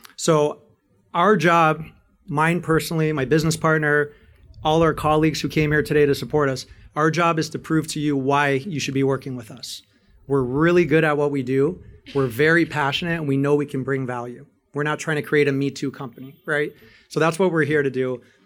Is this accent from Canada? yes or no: yes; Canada; I'm a Greek, Canadian, and American citizen, born and raised in Canada